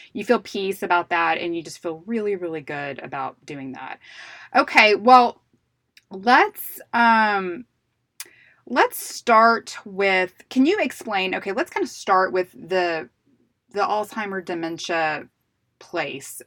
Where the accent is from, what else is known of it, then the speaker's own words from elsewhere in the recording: Houston, Texas, United States; we're in Texas and I'm from Houston